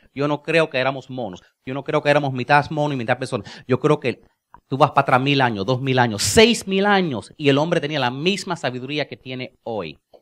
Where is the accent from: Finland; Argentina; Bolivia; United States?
United States; Spanish is a second language; yo soy gringo